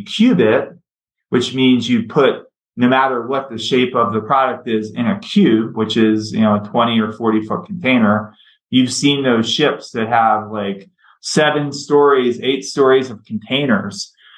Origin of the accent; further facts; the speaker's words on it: Baltimore, Maryland, United States; I grew up in Baltimore, and I grew up right in the midst of deindustrialization. So Baltimore is a seaport town.